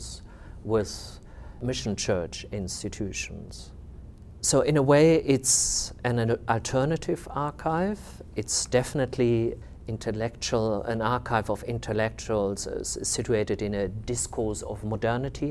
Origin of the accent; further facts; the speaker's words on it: Namibia; moved away as an adult; also born or lived in West Germany / Netherlands; now in Basel, Switzerland; Being from Namibia